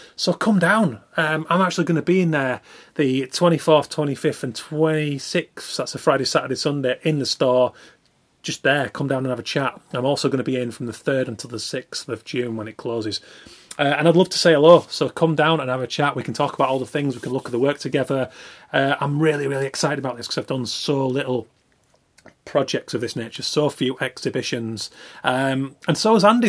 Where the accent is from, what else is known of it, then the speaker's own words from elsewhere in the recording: Yorkshire and the Humber, United Kingdom; now in London, United Kingdom; from West Yorkshire, so a very small working class mill town.